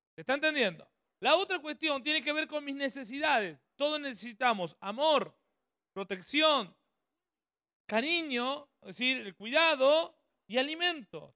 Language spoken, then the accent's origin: Spanish; Ramallo, Buenos Aires Province, Argentina; now in San Pedro, Argentina; somos nacidos en Ramallo, provincia de Buenos Aires